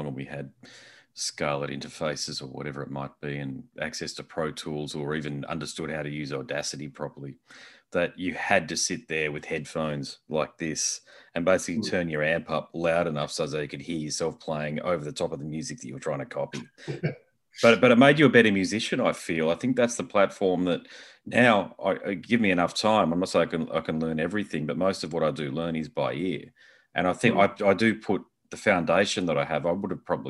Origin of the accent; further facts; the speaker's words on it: Australia; I'm Australian and we're based here.